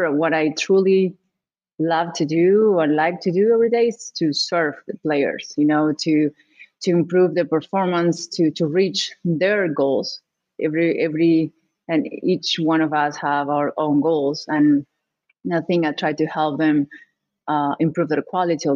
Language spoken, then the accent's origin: English; Argentina; I'm from Argentina.